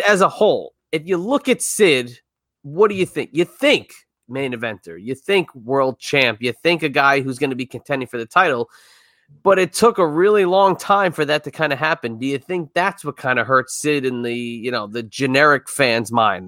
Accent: New York area, United States; I grew up in the New York area

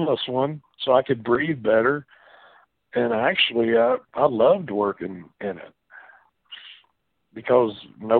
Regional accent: West Virginia, United States; I'm just from West Virginia and sort of a redneck hillbilly

